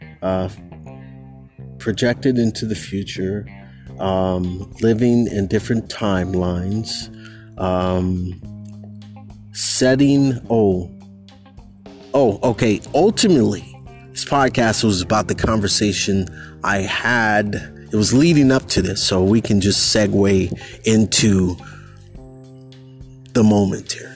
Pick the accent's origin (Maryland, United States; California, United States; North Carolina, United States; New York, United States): California, United States; Bay Area; moved away as an adult; here I am in 2021, back in my hometown, and everything is like totally changed.